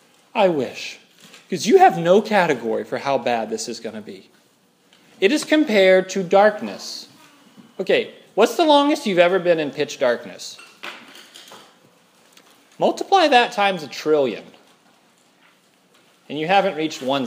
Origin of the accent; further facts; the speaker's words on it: Louisiana, United States; I'm from Louisiana